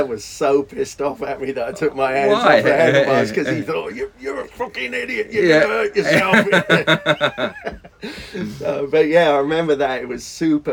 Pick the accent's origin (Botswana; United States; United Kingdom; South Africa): United Kingdom; Surrey, South East England; moved away as an adult; also born or lived in Bedfont, London; I moved from Surrey to, my dad had this great idea of how to get out of paying child support. He would put me in an apartment he had in a really sketchy part of the outskirts of London by Heathrow Airport, a place called Bedfont